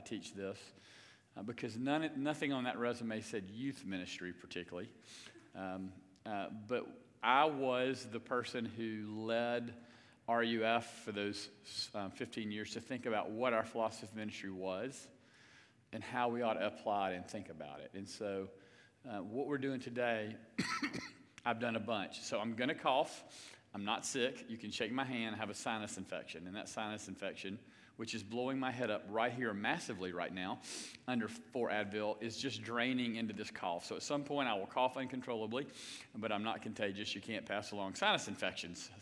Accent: Lugoff, South Carolina, United States; We grew up going to public schools in Lugoff, South Carolina.

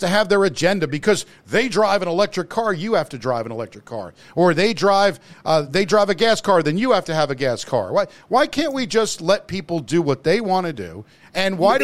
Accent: United States; moved away; also born or lived in New Jersey; I grew up in obviously in New York and New Jersey

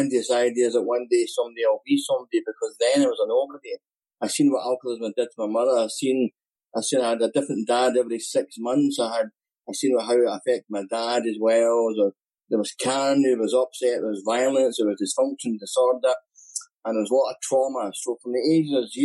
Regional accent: Scotland, United Kingdom; accent: Scottish; also born or lived in Glasgow, Scotland; my Scottish accent

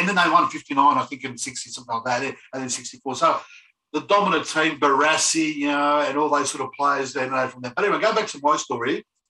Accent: Melbourne, Victoria, Australia; Actually, growing up in there was an experience.

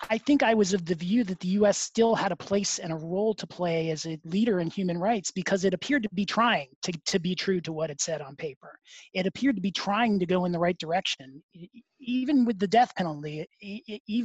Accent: United States; as an American

